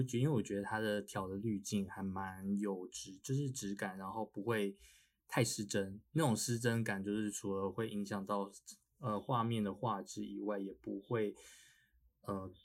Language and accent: Chinese; Pingtung County, Taiwan; moved away as an adult; also born or lived in Taipei; 我们都是从小在屏东长大 ，然后大学来台北，来北部读书这样